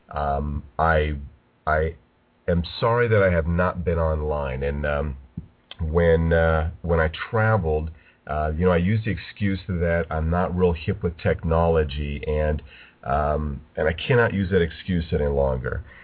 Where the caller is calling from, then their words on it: California, United States; I'm broadcasting from Southern California.